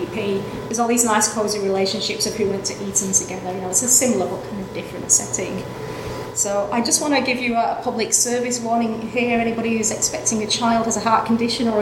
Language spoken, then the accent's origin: English; Brisbane, Queensland, Australia; Brisbane, which is my hometown